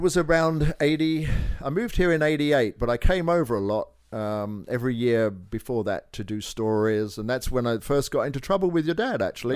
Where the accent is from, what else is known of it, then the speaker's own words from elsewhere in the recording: Kent, South East England, United Kingdom; moved away; also born or lived in Northampton; I was born in Northampton, which is north of London, but I grew up in Kent, which is on the south side